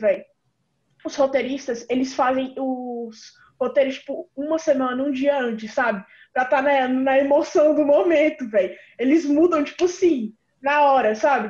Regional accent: Brasília, Federal District, Brazil; eu sou de Brasília DF, a capital

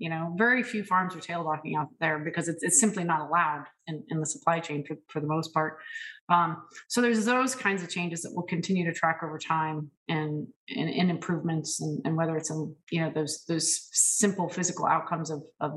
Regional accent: California, United States; moved away; also born or lived in Ohio; Spent 5 years in my home state of California practicing as a dairy practitioner

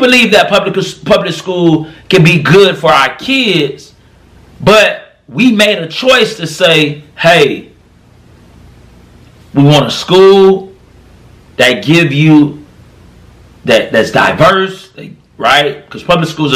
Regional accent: Florida, United States; now in Tennessee, United States; I live in Tennessee, but I was raised in Florida

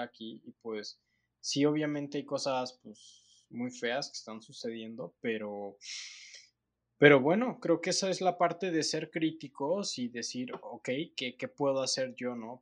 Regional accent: Mexico; nosotros como mexicanos

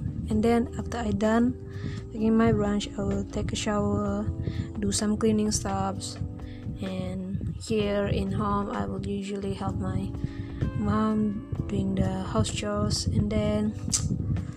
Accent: Sabah, Malaysia; moved away as an adult; also born or lived in Tanjung Malim; I just got back here in my hometown in Sabah

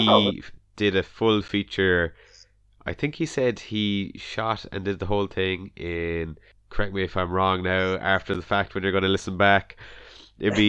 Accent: Ireland; us Irish

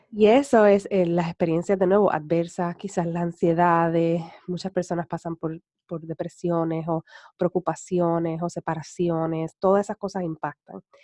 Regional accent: Puerto Rico

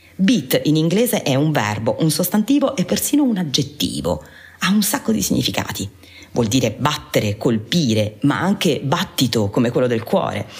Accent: Taranto, Apulia, Italy; Taranto, la mia città d'origine

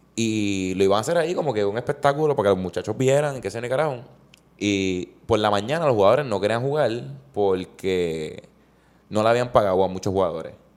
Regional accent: Puerto Rico; como patrono puertorriqueño

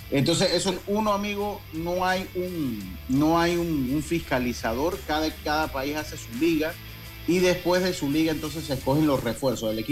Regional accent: Dominican Republic; no, no, somos dominicanos

